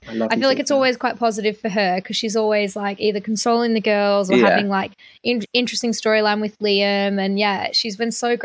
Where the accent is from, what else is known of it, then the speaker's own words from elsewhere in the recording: Australia; I'm Australian as well